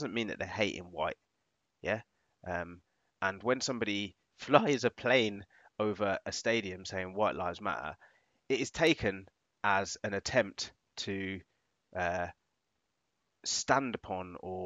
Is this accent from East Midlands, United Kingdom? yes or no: yes; Northamptonshire, East Midlands, United Kingdom; I was born in Northamptonshire